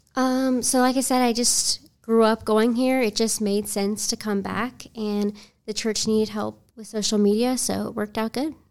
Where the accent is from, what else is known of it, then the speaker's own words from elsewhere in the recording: Charlotte, North Carolina, United States; I grew up in Charlotte, um, grew up going to Saint Matt's